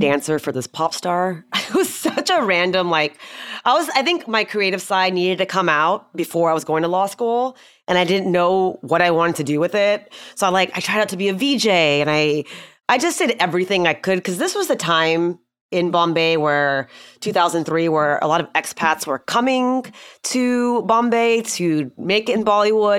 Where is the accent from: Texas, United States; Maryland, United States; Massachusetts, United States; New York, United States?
Texas, United States; Houston; I grew up in Houston